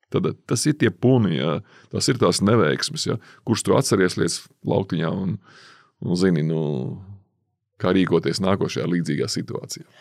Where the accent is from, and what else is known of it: Latvia